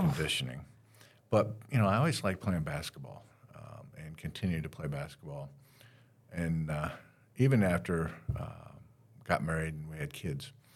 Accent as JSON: {"language": "English", "region": "Northwest Ohio", "country": "United States", "tie": "born or raised there", "moved": "yes", "lives_now": "Daytona Beach, United States", "said": "I'm that punk from Northwest Ohio, grew up in the middle of cornfields"}